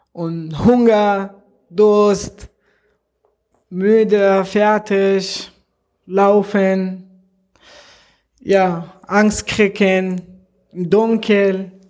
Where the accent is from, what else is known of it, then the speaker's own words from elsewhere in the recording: Afghanistan; now in Germany; ich komme aus Afghanistan.